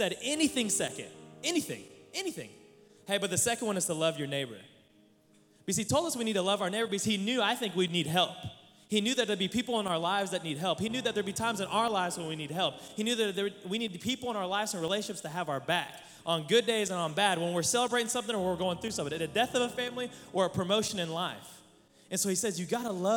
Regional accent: Oklahoma, United States; I'm from Oklahoma

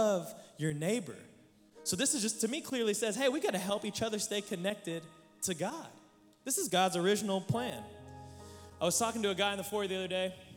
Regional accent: Oklahoma, United States; I'm from Oklahoma

